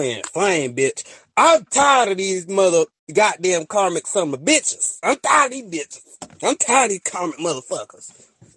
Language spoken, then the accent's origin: English; Alabama, United States; I'm from Alabama